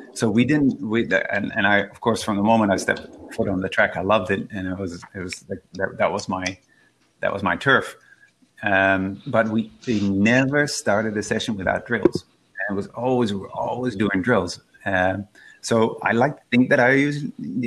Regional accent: Netherlands; I grew up in the Netherlands, where it was quite a rural part of the Netherlands

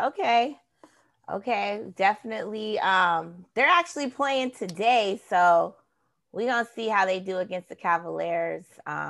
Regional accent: Bay Area, California, United States; I am from California. I am a Bay Area fan.

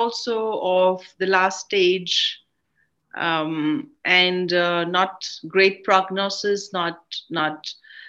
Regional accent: India; I am an Indian film actress and been working for the last 30 years in the cinemas

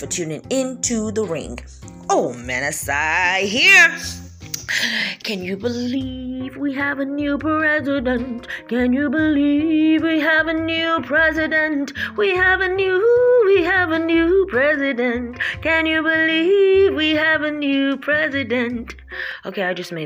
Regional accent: New York, United States; I am a New Yorker and I am an American

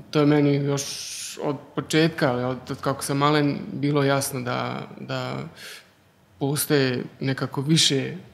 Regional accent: Germany; moved away; also born or lived in former Yugoslavia; odrastao u, u Njemačkoj, znači rođen sam u Njemačkoj i odrastao sam tam jedan dobar dio života, ali živio sam i u bivšoj Jugoslaviji

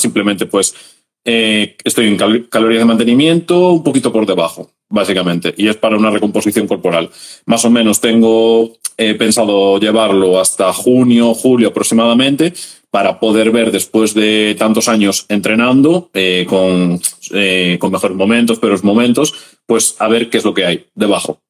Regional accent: Galicia, Spain; soy un chaval de Galicia

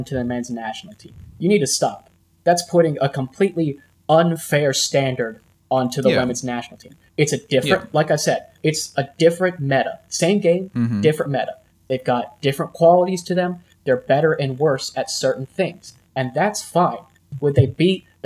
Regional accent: United States; we're American

